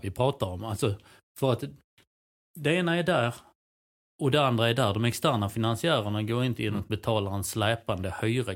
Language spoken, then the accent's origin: Swedish; Helsingborg, Skåne, Sweden; det kan jag tycka som helsingborgare